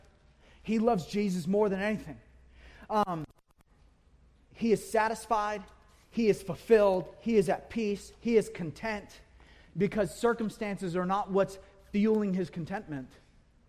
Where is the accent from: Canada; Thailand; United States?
United States; We are American.